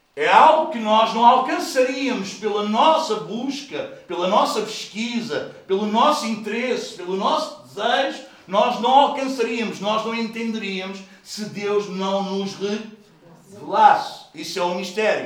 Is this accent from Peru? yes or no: no; Portugal; nós somos portugueses